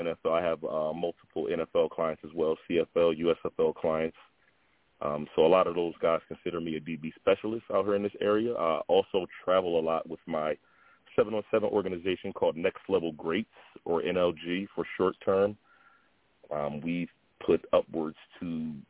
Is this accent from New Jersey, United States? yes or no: yes; Willingboro, New Jersey, United States; also born or lived in Camden, New Jersey; I'm from Willingboro, New Jersey, by way of Camden, New Jersey as well. I got my start in football starting at Willingboro High School